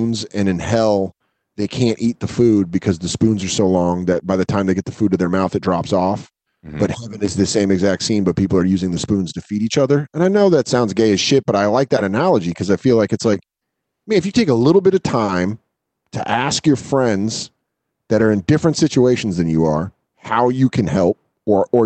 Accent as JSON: {"language": "English", "town": "Aurora", "region": "Colorado", "country": "United States", "tie": "born or raised there", "said": "growing up in Colorado. You were just like, yeah, no, I'm from Aurora"}